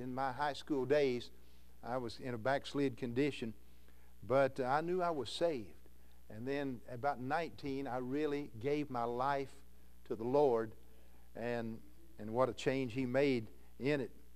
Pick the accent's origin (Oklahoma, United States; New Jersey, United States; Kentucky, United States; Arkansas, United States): Kentucky, United States; Louisville; moved away as an adult; now in Iowa, United States; I'm a Kentuckian, born in Louisville, Kentucky